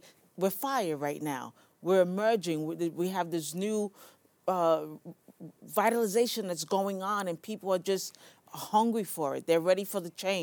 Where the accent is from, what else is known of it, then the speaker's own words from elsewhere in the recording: New York City, New York, United States; I'm from the Bronx. I got my car from the Bronx. I live in the Bronx.